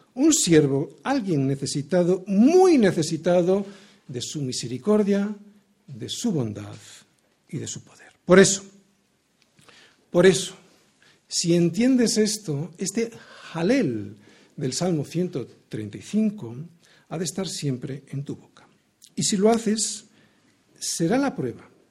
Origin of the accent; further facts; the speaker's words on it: Spain; Yo como ciudadano español